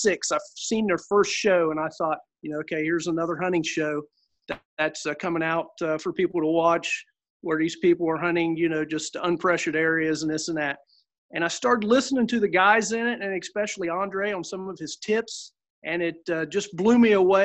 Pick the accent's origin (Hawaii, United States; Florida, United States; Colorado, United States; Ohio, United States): Ohio, United States; Southern; I'm from Southern Ohio